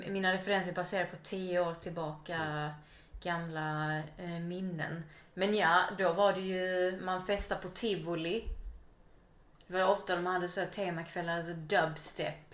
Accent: Helsingborg, Skåne, Sweden; I Helsingborg.

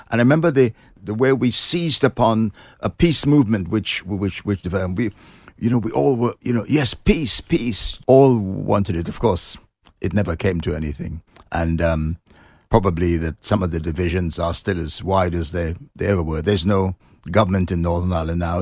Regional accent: Trinidad & Tobago; moved away as an adult; now in London, United Kingdom; I was born in Trinidad, which is a s, a, um, island in the Caribbean

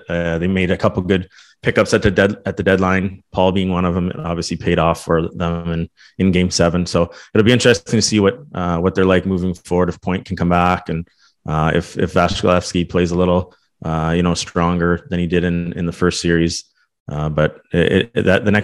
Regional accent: Toronto, Ontario, Canada; I'm from Toronto area

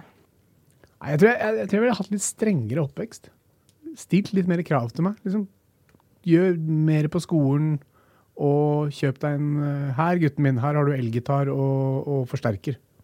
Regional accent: Norway; vi er født i Norge

